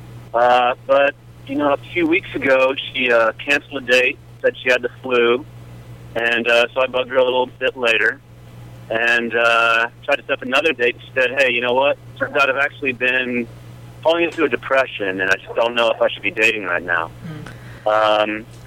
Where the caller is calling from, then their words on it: Oakland, California, United States; I'm calling from the East Bay, Oakland